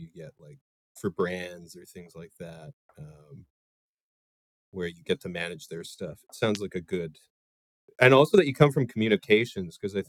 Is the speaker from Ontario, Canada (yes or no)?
no; Edmonton, Alberta, Canada; I grew up in Edmonton, Alberta, which is like, it's got like a million people, but it's like Midwest Canada. And so it's like fuck, nothing's going on out there. But I found it leads to like a lot of like creative people